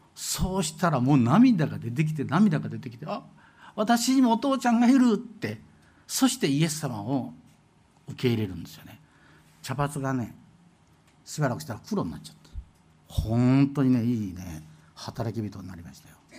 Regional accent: Shimane, Japan; moved away; 私ね、島根県出身

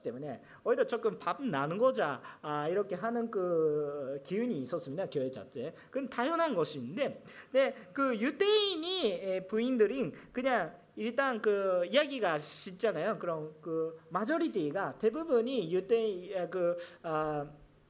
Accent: Japan; 저는 일본 사람으로서

